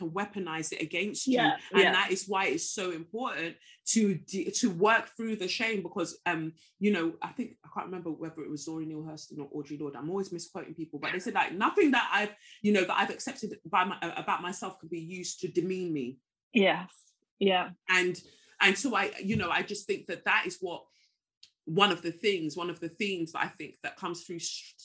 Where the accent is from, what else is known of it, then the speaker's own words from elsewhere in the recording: London, United Kingdom; also born or lived in Lagos, Nigeria; I moved from Lagos to Peckham when I was 5, and so to me that's all I've ever really known, and it's crafted, it's shaped my identity.